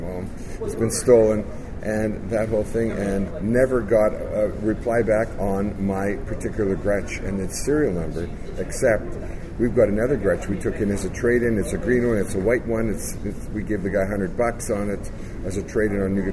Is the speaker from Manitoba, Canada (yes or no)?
yes; Winnipeg, Manitoba, Canada; We grew up together in Winnipeg